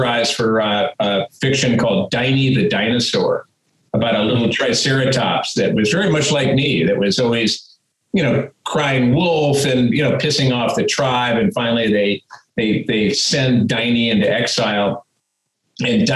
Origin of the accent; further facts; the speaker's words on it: Midwest, United States; I'm from the Midwest, man, you know, good old Midwestern stock